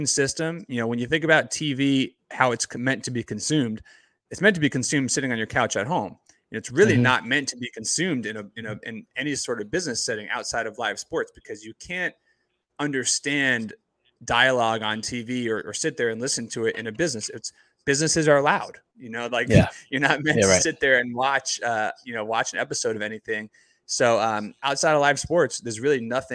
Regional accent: New Jersey, United States; I grew up in Jersey, not too far from you guys

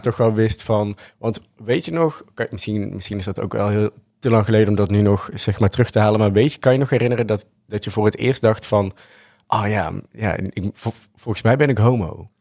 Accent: North Brabant, Netherlands; we komen uit Brabant.

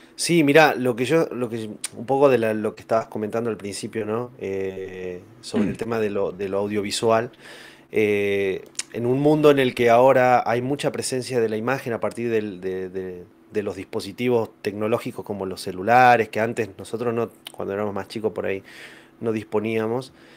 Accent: General Mosconi, Salta, Argentina; also born or lived in San Luis; soy de General Mosconi, eh, Salta

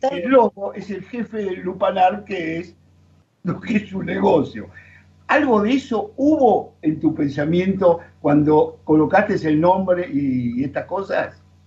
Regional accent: Argentina; como argentinos

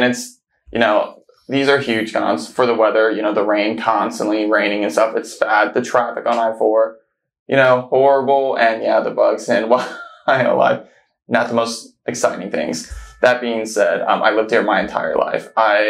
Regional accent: Florida, United States; also born or lived in Orlando / Clermont; I was pretty much born and raised in Florida and I've been here my entire life

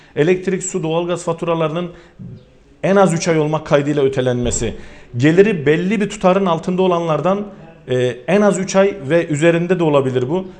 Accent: Sivas Province, Turkey; benim de memleketim olan e, bir Sivas türküsüdür

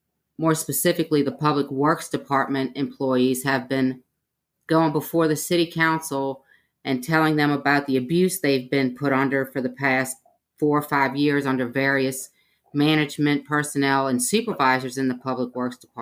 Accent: New Orleans, Louisiana, United States; moved away as an adult; now in Mobile, United States; I'm originally from New Orleans, Louisiana. I moved here to go to school

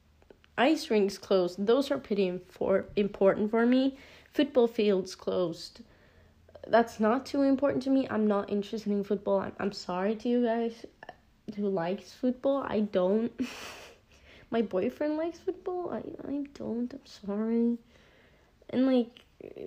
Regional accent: Norway; English is a second language; I am a 16-year-old girl from Norway

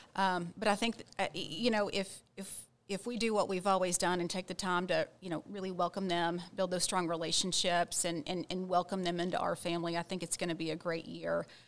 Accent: Ranger, Texas, United States; I grew up in Ranger, Texas.

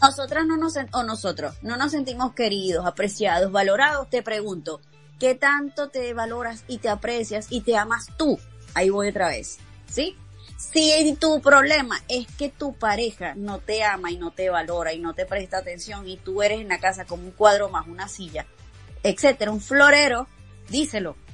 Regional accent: Caracas, Capital District, Venezuela; moved away; me voy a mi Caracas, me voy a mi ciudad y regreso con mis papás

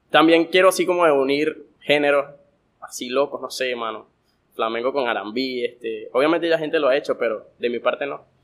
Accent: Guanare, Portuguesa, Venezuela; Que siento que me, me aleja de todos aquellos artistas que soy de Guanare.

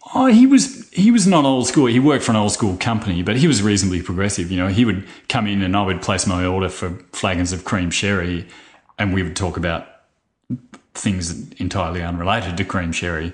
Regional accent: Churchill, Victoria, Australia; I grew up in Churchill

